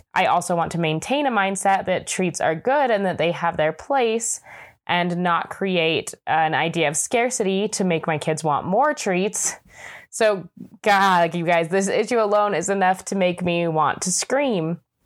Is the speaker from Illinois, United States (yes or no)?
no; Utah, United States; Growing up in Utah, I often felt a little bit disconnected from my Hispanic culture